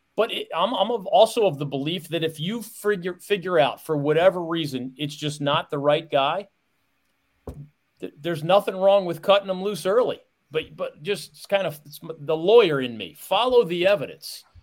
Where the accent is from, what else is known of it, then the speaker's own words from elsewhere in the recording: Philadelphia, Pennsylvania, United States; I grew up in Philadelphia, Pennsylvania.